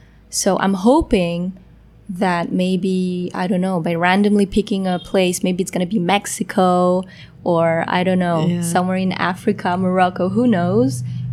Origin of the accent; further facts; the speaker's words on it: Poland; born there; English is a second language; I was born in Poland with Vietnamese parents, attending French school where I learned Spanish as well.